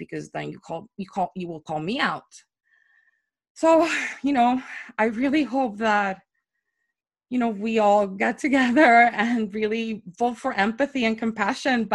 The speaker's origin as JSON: {"language": "English", "country": "Puerto Rico", "tie": "born or raised there", "moved": "as an adult", "lives_now": "New York, United States", "said": "I moved to New York from Puerto Rico back in 2016, right before the election"}